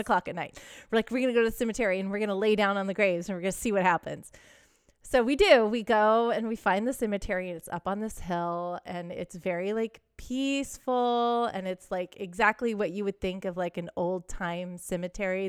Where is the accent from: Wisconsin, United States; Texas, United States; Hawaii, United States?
Texas, United States; I grew up in Texas